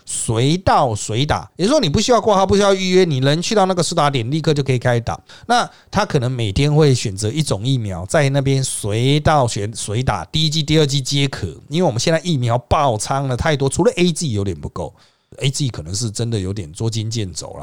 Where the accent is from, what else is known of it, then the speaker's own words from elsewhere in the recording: Taiwan; 我们台湾人